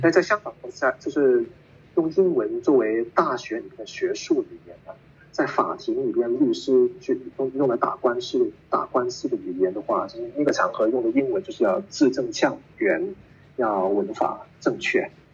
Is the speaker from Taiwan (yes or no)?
no; Hong Kong; first language Cantonese; Chinese is a second language; moved away as an adult; now in Gibraltar; 我在香港长大